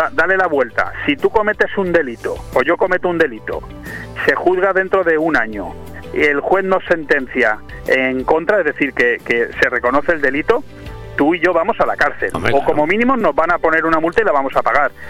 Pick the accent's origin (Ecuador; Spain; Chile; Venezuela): Spain; como español